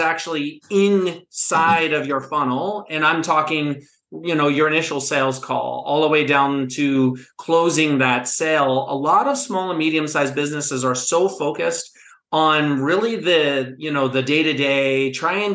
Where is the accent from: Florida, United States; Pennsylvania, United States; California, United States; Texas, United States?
Pennsylvania, United States; Pittsburgh; now in Asheville, United States; I'm not originally from the South. I grew up in the Steel City of Pittsburgh, Pennsylvania